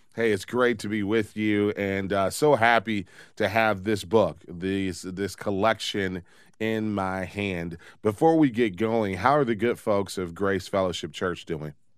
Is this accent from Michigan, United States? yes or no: yes; Detroit, Michigan, United States; here in my hometown of Detroit